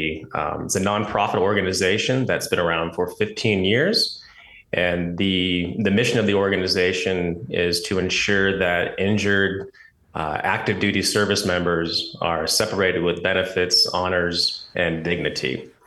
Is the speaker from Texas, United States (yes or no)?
no; Oregon, United States; So just a quick, background on myself, born and raised in Oregon